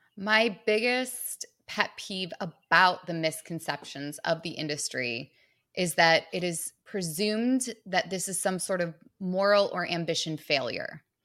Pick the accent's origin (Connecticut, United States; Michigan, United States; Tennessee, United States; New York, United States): Michigan, United States; now in Manhattan, United States; I'm from Michigan